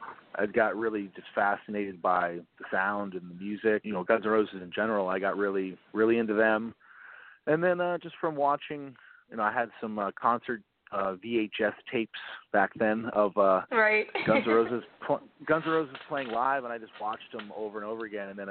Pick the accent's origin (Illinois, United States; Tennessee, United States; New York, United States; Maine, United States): Maine, United States; moved away as an adult; now in Orlando, United States; I grew up in Maine. I moved down to Orlando to go to college